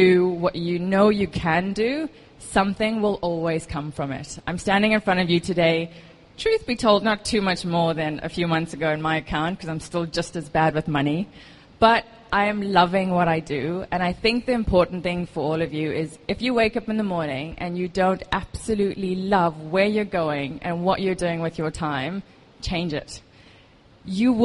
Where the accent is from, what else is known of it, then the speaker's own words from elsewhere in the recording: South Africa; moved away as an adult; now in Dubai, United Arab Emirates; I am South African. I've moved here about 4.5 years ago.